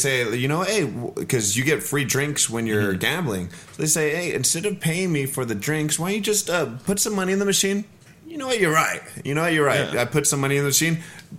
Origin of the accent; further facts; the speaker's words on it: California, United States; I'm a Californian